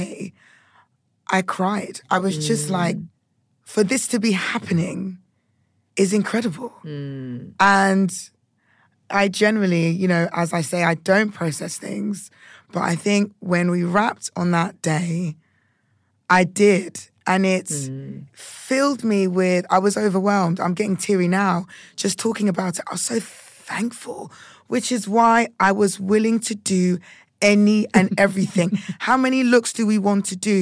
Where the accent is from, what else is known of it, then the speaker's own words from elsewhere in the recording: United Kingdom; being a Brit and being Ghanaian